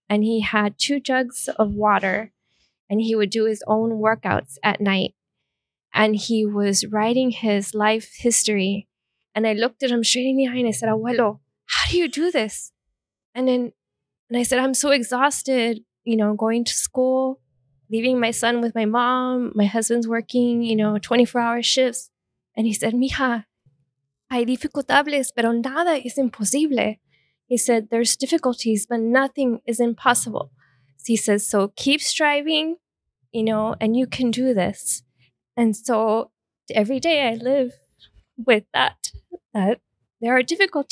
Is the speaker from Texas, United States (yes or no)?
yes; El Paso, Texas, United States; moved away as an adult; now in Italy; I am from El Paso, Texas